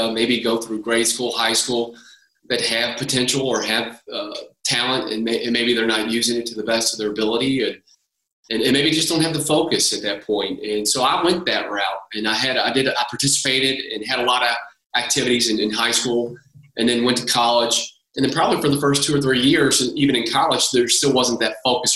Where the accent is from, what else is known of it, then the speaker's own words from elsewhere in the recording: Louisville, Kentucky, United States; I grew up here in Louisville, Kentucky, like a lot of people in this town.